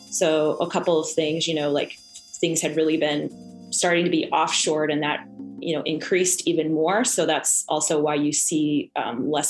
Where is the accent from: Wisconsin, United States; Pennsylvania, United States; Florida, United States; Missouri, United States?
Missouri, United States; St. Louis; moved away as an adult; now in Chicago, United States; So I started out, I moved here to Chicago from St. Louis to study fashion and I studied at Columbia College.